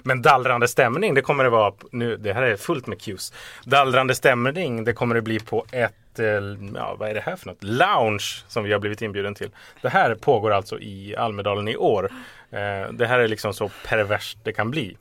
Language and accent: Swedish; Stockholm, Stockholm County, Sweden; som stockholmare